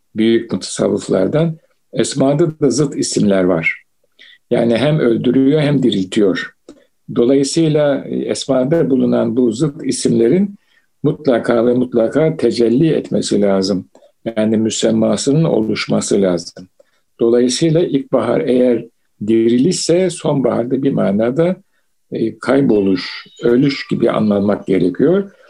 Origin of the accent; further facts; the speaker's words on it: Istanbul, Turkey; ben İstanbul'da doğdum büyüdüm